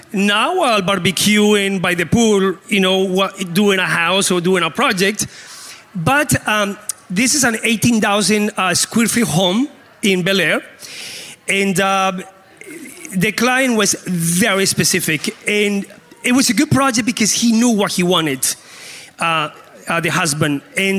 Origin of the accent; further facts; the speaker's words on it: Canada; now in Colombia; Because as a Canadian, I love the cold weather, you know, so we can switch. I'll make sure you get a good welcome in Colombia.